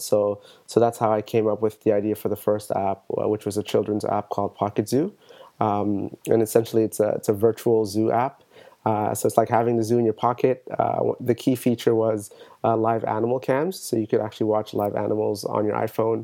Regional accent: Toronto, Ontario, Canada; I'm from Toronto.

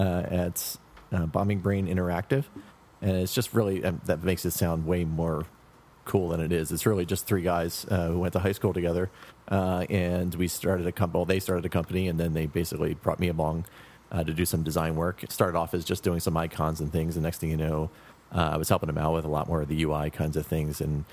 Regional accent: Philadelphia, Pennsylvania, United States; moved away as an adult; also born or lived in San Francisco Bay Area; now in New York City, United States; I grew up in Philadelphia, like I said, where the other two guys are. We went to school together and everything, but then about, I guess, 12 and a half years ago, I had moved to San Francisco, the Bay Area

